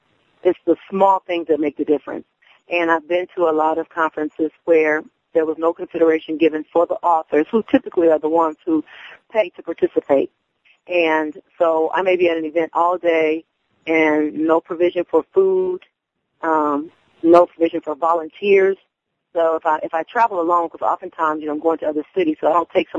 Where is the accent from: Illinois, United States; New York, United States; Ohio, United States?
Ohio, United States; Dayton; to the city of Dayton, you know, to bring a little flavor into my hometown.